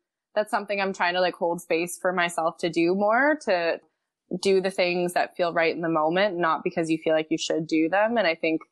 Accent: Montreal, Quebec, Canada; moved away as an adult; I'm originally from Montreal.

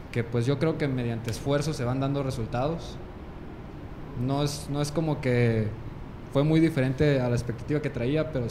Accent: Sonora, Mexico; Yo vengo de Sonora, es mi segunda semana aquí.

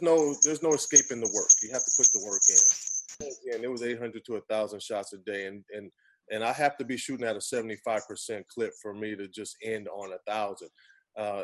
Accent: Pasadena, California, United States; moved away as an adult; Stacey Augman and I grew up together in Pasadena

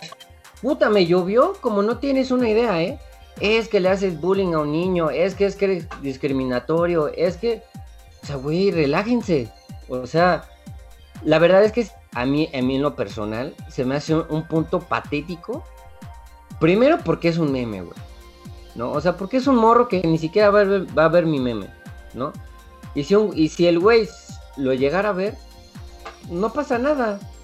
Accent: Mexico; somos mexicanos

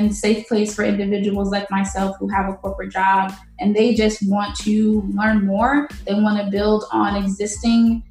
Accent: St. Louis, Missouri, United States; moved away as an adult; also born or lived in Haiti; now in Florida, United States; I was born in Haiti, and my family and I moved to the United States in 1994. And at that time I was three. And so we settled in St. Louis, Missouri

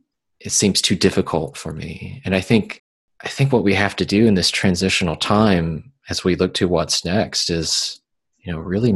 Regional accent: the South, United States; growing up in the South

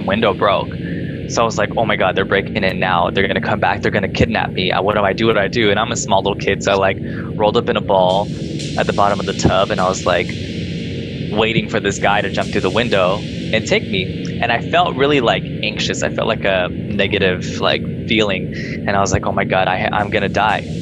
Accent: Rancho Cucamonga, California, United States; I grew up in Rancho Cucamonga

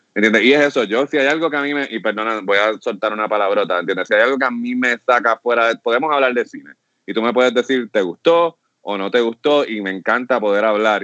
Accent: Puerto Rico; como productor puertorriqueño

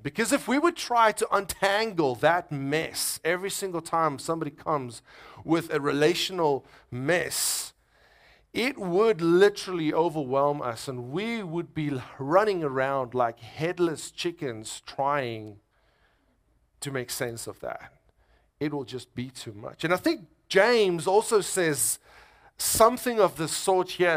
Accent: South Africa; moved away as an adult; now in United States; I'm from South Africa

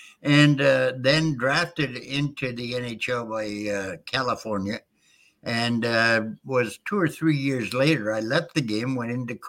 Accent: New Brunswick, Canada; also born or lived in United States; now in Michigan, United States; as a child, I was born in the United States. Not very many people know that. But I was raised primarily by my grandparents in New Brunswick, Canada.

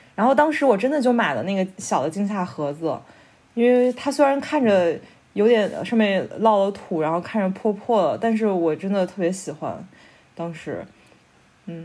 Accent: China; moved away as an adult; also born or lived in Kassel, Germany; now in Berlin, Germany; 我是中国人

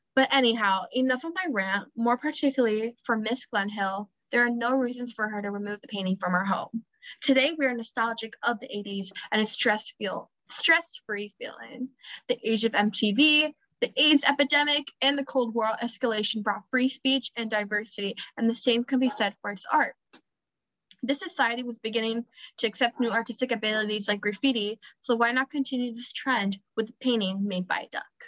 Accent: Miami, Florida, United States; I'm from Miami

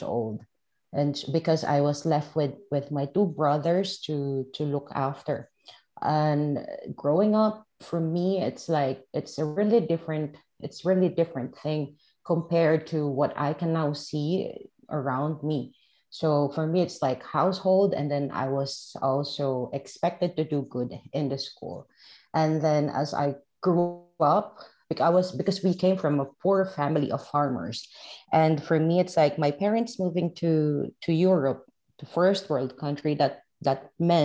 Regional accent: Philippines; I am from the Philippines, and I was born and raised in the Philippines, and I grew up in a village.

